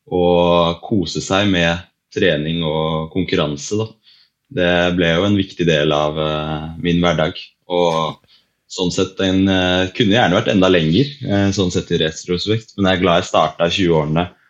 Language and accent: Norwegian; Lillehammer, Innlandet, Norway; Så jeg er jo fra Lillehammer, så jeg har jo vært eh, så heldig å vokse opp med ski på beina som eh, mange andre her i byen